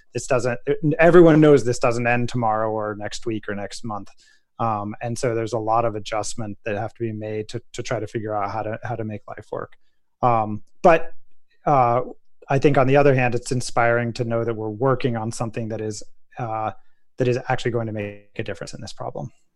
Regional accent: Colorado, United States; the town of Telluride, Colorado, my home state

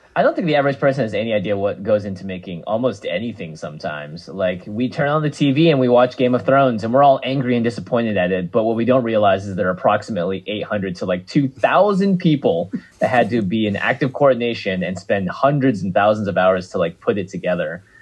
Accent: Seattle, Washington, United States; I grew up in Seattle, Washington

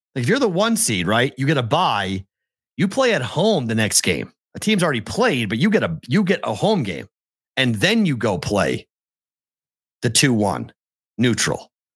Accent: Boston, Massachusetts, United States; moved away; I'm from Boston

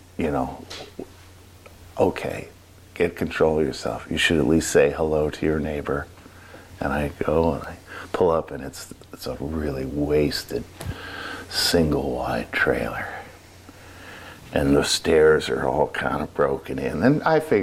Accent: New York, United States; moved away as an adult; now in Oregon, United States; being a New Yorker

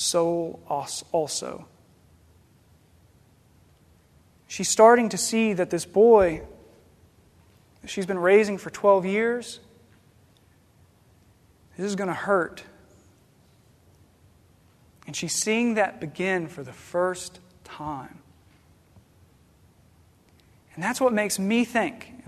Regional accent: Paducah, Kentucky, United States; I'm from Paducah, Kentucky

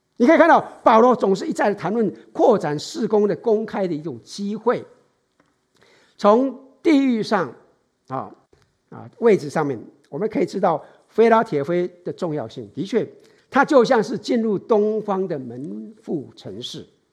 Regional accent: Taiwan; now in San Francisco Bay Area, United States; 从小时候在台湾的，哎，受训练的本能

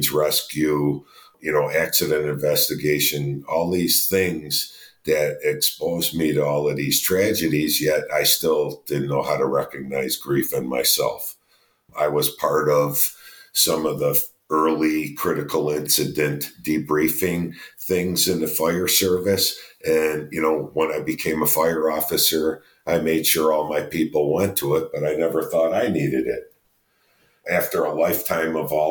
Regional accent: Chicago, Illinois, United States; we're from Chicago

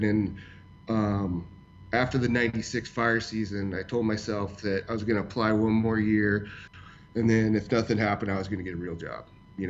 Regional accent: Portland, Oregon, United States; I grew up in Portland, and I was in Portland at the time

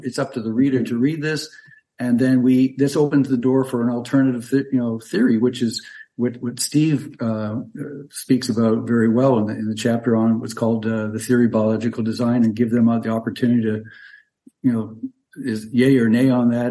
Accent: Canada; moved away as an adult; now in Tampa Bay area, Florida, United States; I'm originally from Canada. I'm a physician trained up there, but I uh, moved down to Florida about 40 years ago.

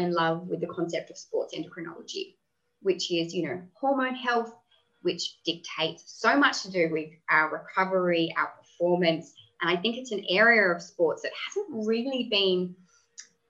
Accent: Tasmania, Australia; I grew up in Tasmania

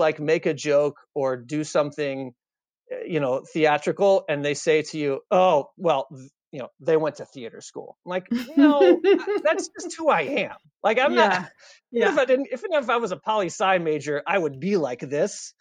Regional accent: Austin, Texas, United States; moved away as an adult; also born or lived in Chicago; I grew up in Austin, Texas

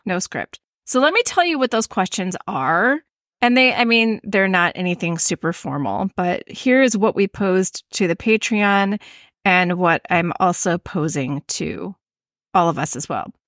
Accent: Midwest, United States; accent: Midwestern; my Midwestern accent

